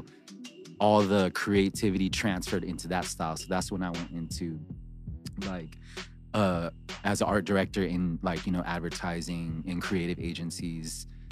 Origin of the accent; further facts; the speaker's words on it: Riverside, California, United States; moved away as an adult; also born or lived in Vietnam; now in Los Angeles, United States; I grew up in SoCal in Riverside